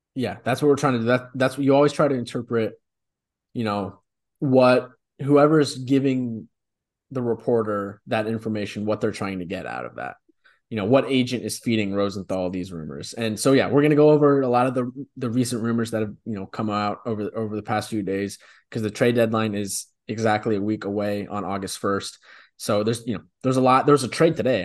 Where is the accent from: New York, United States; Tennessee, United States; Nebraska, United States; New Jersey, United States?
Tennessee, United States; Memphis; now in Chicago, United States; We grew up with that in Memphis